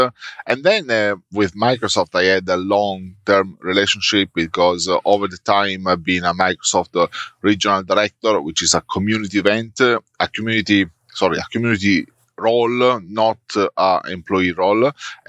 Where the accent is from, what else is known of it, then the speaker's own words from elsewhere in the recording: Italy; moved away as an adult; now in Melbourne, Australia; I'm currently based in Melbourne in Australia. I'm originally from Italy, and I started my career in Italy just out of uni.